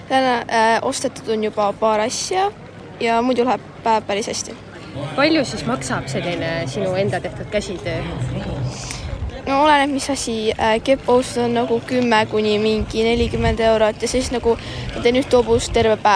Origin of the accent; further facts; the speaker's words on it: Põltsamaa, Jõgeva County, Estonia; ma tulen Põltsamaalt siitsamast.